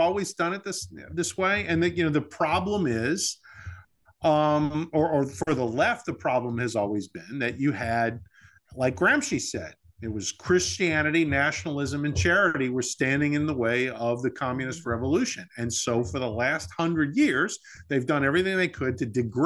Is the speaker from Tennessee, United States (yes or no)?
no; New Orleans, Louisiana, United States; when I grew up in New Orleans